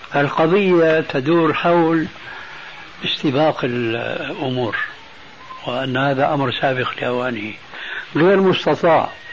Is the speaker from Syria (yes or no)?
yes; Syria; عندنا في سوريا